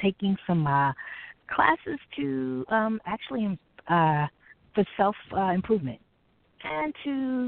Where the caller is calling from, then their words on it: New York, United States; I'm calling from New York.